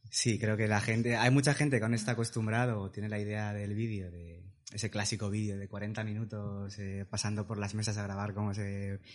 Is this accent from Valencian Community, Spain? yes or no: yes; Valencia, Valencian Community, Spain; tengo 36 años, soy de Valencia